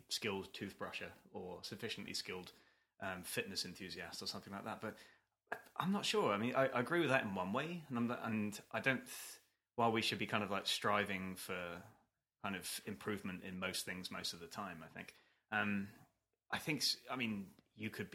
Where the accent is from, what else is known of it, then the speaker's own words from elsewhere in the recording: United Kingdom; Being British